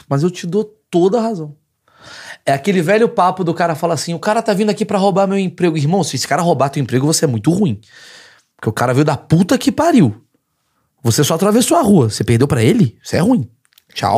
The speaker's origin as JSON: {"language": "Portuguese", "country": "Brazil", "said": "sou do Brasil"}